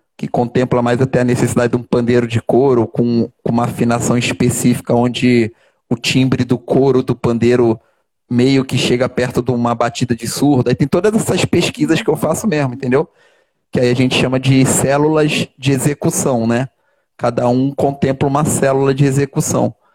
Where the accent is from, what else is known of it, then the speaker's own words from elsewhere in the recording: Rio de Janeiro, Brazil; sou carioca da gema natural aqui do Rio de Janeiro. Nasci ali naquele hospital Ordem do Carmo